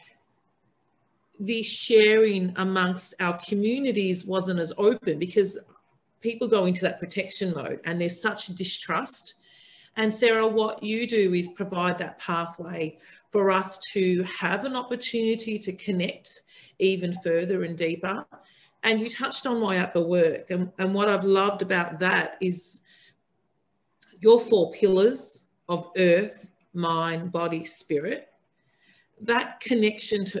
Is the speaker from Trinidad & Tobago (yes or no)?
no; Australia; as an Australian